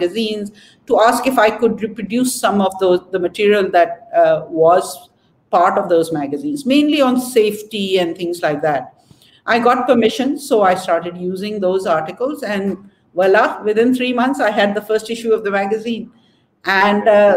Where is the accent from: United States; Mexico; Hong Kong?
Hong Kong; moved away as an adult; now in Karachi, Pakistan; I grew up in Hong Kong and most of my education was there